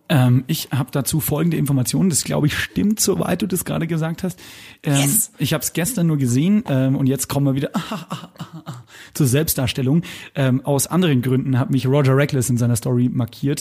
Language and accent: German; Lower Bavaria, Germany; born or raised there